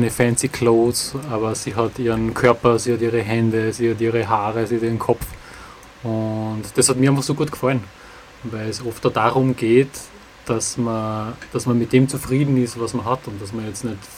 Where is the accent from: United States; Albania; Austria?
Austria; Ettendorf, Styria; Äh, das, ist, das wird niemand kennen, das ist äh, Ettendorf, das ist ein kleines Dorf äh, in der Nähe von Steins, das ist ein bisschen bekannter. Steins ist so 20 Kilometer südlich von Graz.